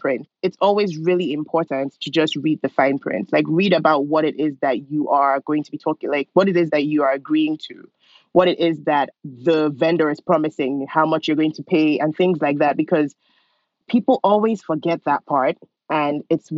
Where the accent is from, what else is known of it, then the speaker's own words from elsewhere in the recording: Nigeria; moved away as an adult; also born or lived in Lawrence, Kansas, United States; now in United States; I'm originally from Nigeria, and I moved here for college a long time ago, in 2003.